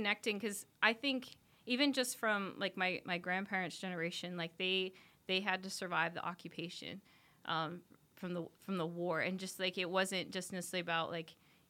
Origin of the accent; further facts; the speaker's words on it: Maine, United States; also born or lived in Guam; So I went to college out in Guam, but I grew up in Maine.